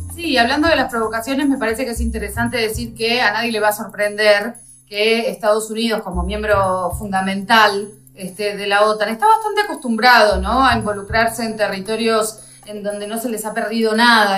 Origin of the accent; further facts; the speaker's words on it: Argentina; now in Russia; nosotros no, como argentinos, no tenemos una cultura de lo bélico